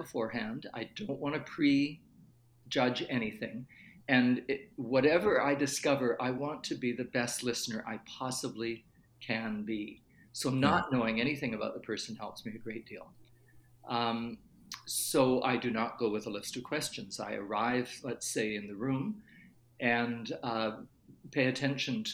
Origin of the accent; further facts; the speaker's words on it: Canada; I was born in Canada, but I have had a German grandfather